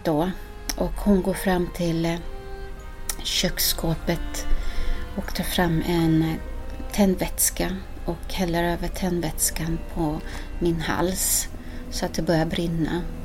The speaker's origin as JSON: {"language": "Swedish", "country": "Sweden", "tie": "born or raised there", "also_born_or_lived": "Ecuador", "said": "Jag ville vara så svensk som jag bara kunde få bli"}